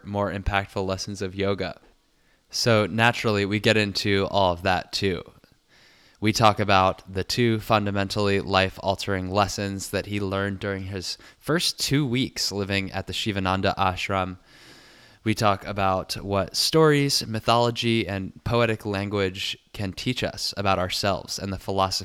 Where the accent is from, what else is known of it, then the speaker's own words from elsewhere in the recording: Richmond, Virginia, United States; now in New York, United States; I'm also headed down to Virginia, to my hometown of Richmond, with my wife, Veronica Lombo